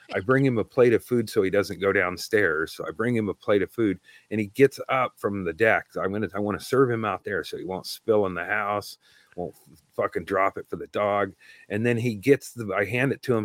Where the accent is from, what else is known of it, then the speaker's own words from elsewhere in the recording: Oregon, United States; I'm from Oregon.